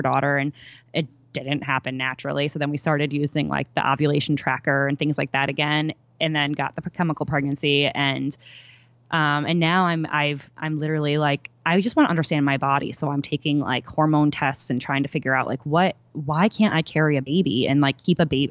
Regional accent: New York, United States; I'm from New York

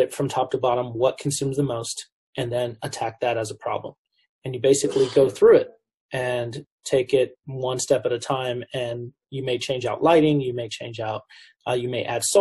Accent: Southern California, United States; I grew up in the Southern California metropolitan area

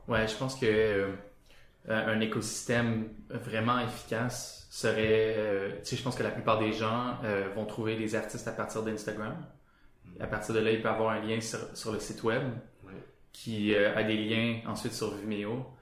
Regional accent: Sherbrooke, Quebec, Canada; moi je viens de Sherbrooke

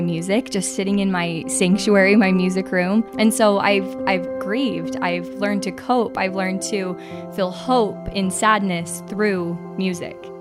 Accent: Utah, United States; born and raised in Utah, live in Draper.

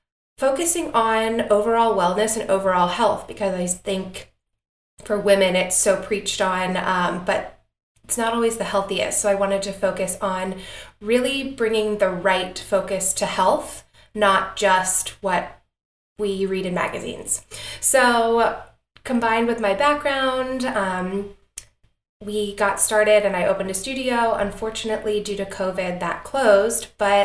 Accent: Atlanta, Georgia, United States; I am born and raised in Atlanta, Georgia, which is where Particle, our company, is located

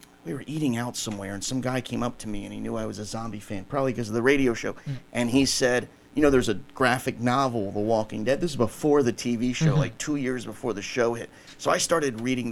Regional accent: Rockville, Maryland, United States; also born or lived in Silver Spring, Maryland; growing up in Rockville, Maryland, Silver Spring, Maryland

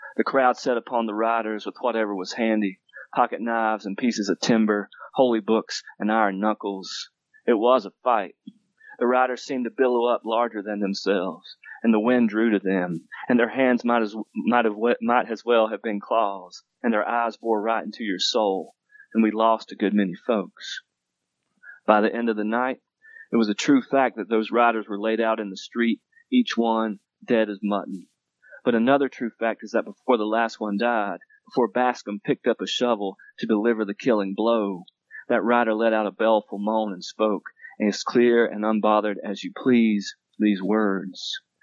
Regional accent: Western North Carolina, United States; moved away as an adult; now in Denver, United States; I grew up in Western North Carolina, so I'm from Appalachia

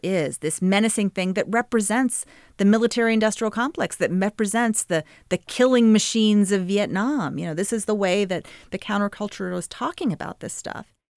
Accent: Little Rock, Arkansas, United States; I grew up in Little Rock, Arkansas

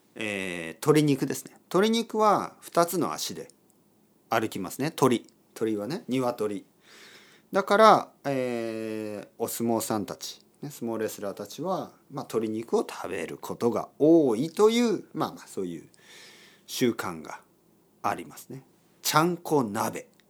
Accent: Kyushu, Japan; 僕の出身九州

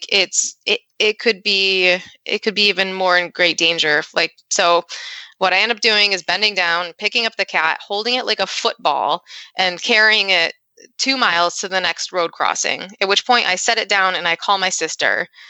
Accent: Rochester, New York, United States; I'm from Rochester, New York

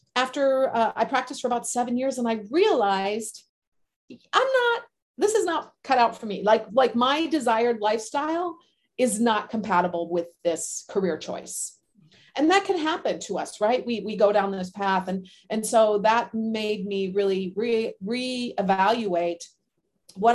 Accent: Minnesota, United States; moved away as an adult; also born or lived in Southern California; I am from Minnesota originally, cold weather climate

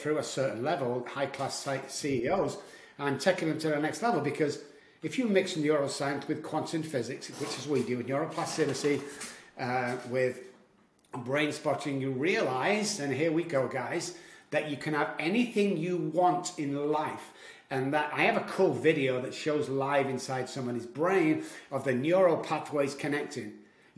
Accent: Manchester, North West England, United Kingdom; moved away as an adult; now in United States; I was born in Manchester, Moss Side, Manchester, to be correct, in the UK. I've been in America about 15 years.

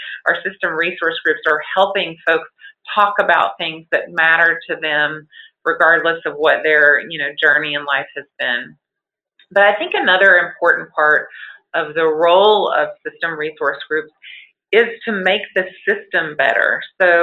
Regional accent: North Carolina, United States; moved away as an adult; also born or lived in Galveston, Texas; my home state of North Carolina

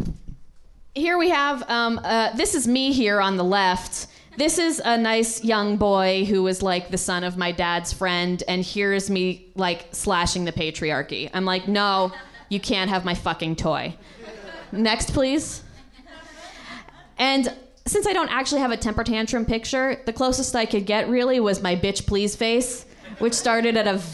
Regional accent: Guilford, Connecticut, United States; now in Los Angeles, United States; I grew up in Guilford, Connecticut

